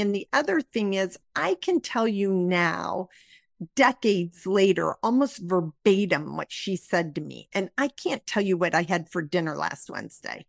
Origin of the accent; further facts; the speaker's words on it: Midwest, United States; I was raised in the Midwest in a conservative area